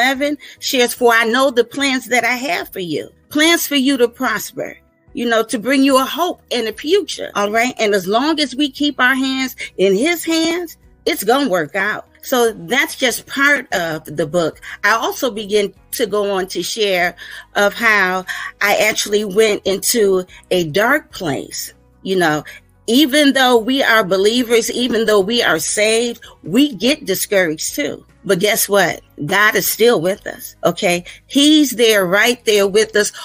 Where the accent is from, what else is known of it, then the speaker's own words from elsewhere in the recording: Virginia Beach, Virginia, United States; I hail from Virginia Beach, Virginia